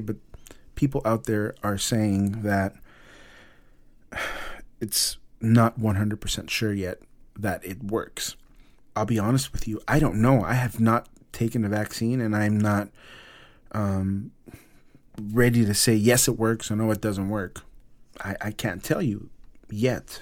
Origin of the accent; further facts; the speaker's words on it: Los Angeles, California, United States; my hometown, Los Angeles